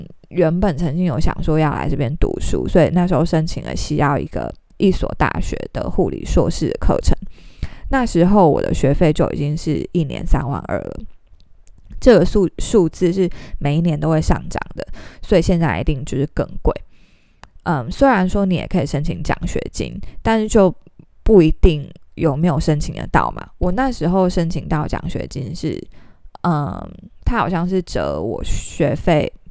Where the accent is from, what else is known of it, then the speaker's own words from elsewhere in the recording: Taiwan; 但是以我们是台湾人啊，或者是其他非英文为母语的国家的话，你都需要特别去考留学考试